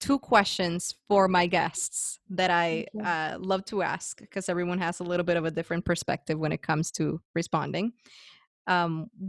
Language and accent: English; Guaynabo, Puerto Rico; moved away as an adult; also born or lived in San Juan; I was born and raised there. I left at 25, so my entire life